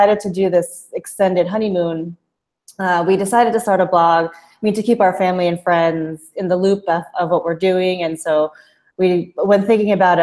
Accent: New Jersey, United States; moved away as an adult; now in Kuala Lumpur, Malaysia; I am originally from the great state of New Jersey in the United States. I'm Filipino American. My parents immigrated from the Philippines in the 70s. And so I was born in New Jersey, have lived there my entire life

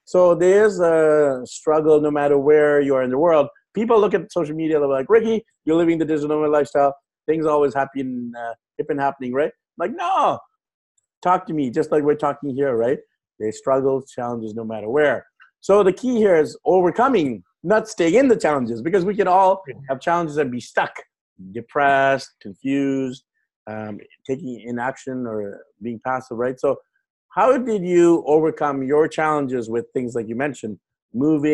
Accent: Vancouver, British Columbia, Canada; moved away as an adult; also born or lived in Tokyo, Japan / London, England / Sydney, Australia; now in Manila, Philippines; I'm from Vancouver

